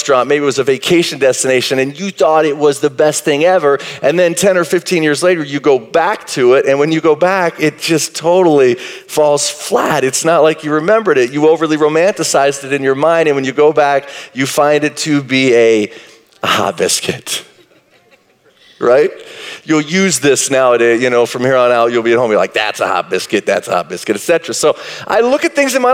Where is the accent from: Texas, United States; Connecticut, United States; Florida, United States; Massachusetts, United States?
Texas, United States; Marshall; I grew up in Marshall, Texas